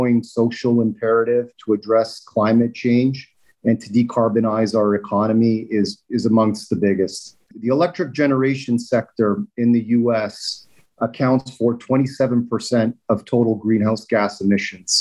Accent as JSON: {"language": "English", "town": "Toronto", "region": "Ontario", "country": "Canada", "tie": "born or raised there", "moved": "yes", "said": "I grew up in Toronto"}